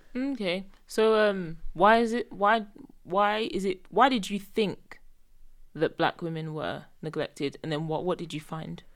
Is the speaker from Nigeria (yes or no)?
yes; Nigeria; we're both Nigerian